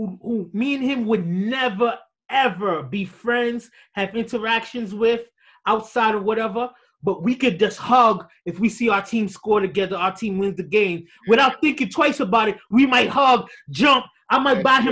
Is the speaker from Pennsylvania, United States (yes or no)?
no; New York City, New York, United States; We grew up in Southside Jamaica, Queens